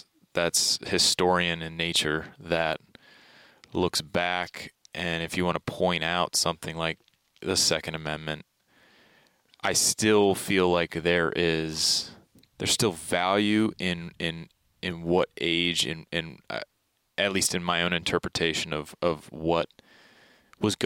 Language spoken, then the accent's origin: English; Baltimore, Maryland, United States; moved away; I grew up in Baltimore, Maryland. So those were my youngest years